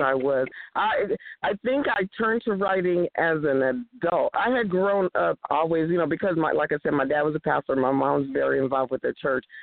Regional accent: East Palo Alto, California, United States; also born or lived in Houston, Texas; I actually was born in Houston, Texas. Woo, Houston and then we moved to my parents. We moved to California in 1965. So I was raised in East Palo Alto

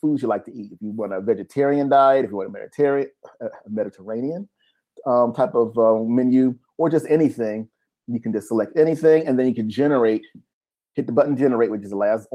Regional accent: United States; we're from America

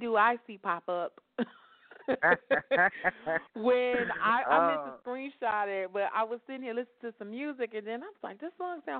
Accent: Chicago, Illinois, United States; now in Atlanta, United States; my hometown, Chicago

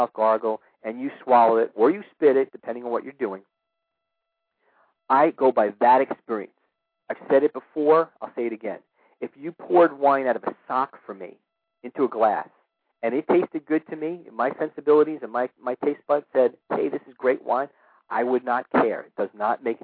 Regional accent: New York City, New York, United States; my hometown of New York City

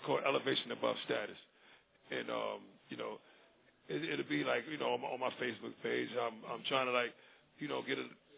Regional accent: New York City, New York, United States; I'm from Brooklyn

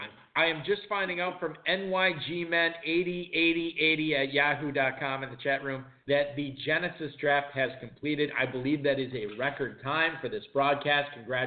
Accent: Wisconsin, United States; Look, I'm from Wisconsin.

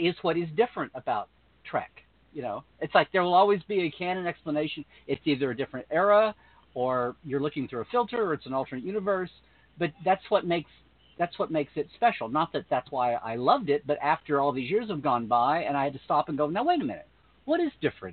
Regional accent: United States; I grew up in America, so I know Superman and know Batman

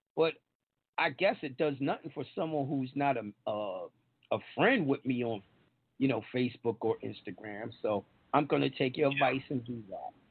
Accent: New York, United States; I'm from New York.

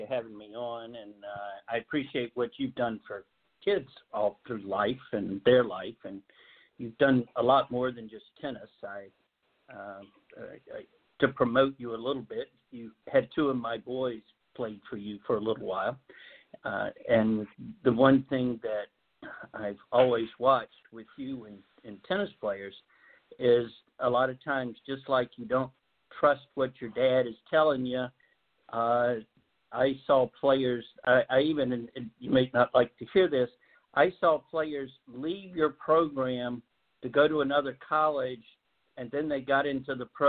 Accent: Japan; born there; I was born in Japan.

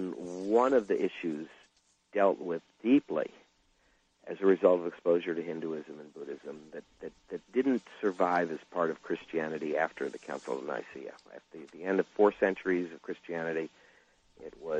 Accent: Garrett Park, Maryland, United States; also born or lived in Kensington, Maryland / Bethesda, Maryland; I grew up in Garrett Park, went to Garrett Park Elementary School, and then I went to Kensington Junior High School in Kensington, Maryland

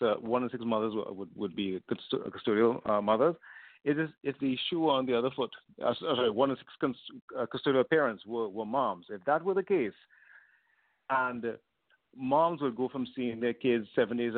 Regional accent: Trinidad & Tobago; moved away as an adult; now in Vancouver, Canada; I was born in Trinidad originally in the Caribbean, but moved to Canada when I was 18.

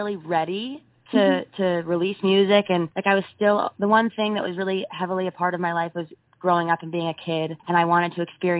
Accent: Los Angeles, California, United States; I'm from Los Angeles

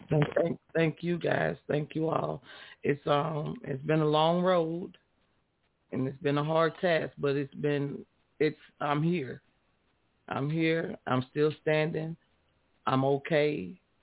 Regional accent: Louisiana, United States; I'm from Louisiana

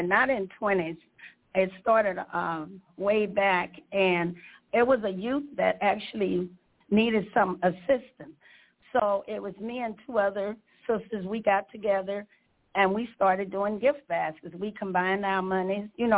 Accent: Shreveport, Louisiana, United States; I was born in Shreveport, Louisiana, many, many, many years ago

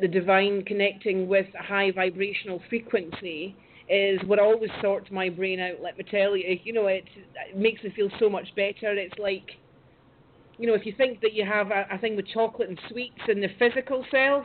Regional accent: United Kingdom; I moved back up to my hometown to this glorious place

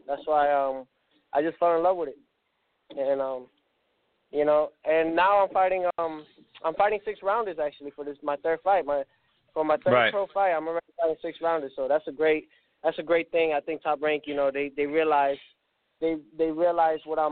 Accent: New York City, New York, United States; now in Florida, United States; I was born in Brooklyn, New York

